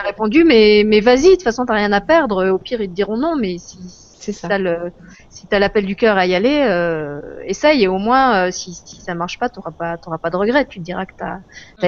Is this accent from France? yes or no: yes; France; en tant que française, euh, j'avais la chance de grandir dans, un pays libre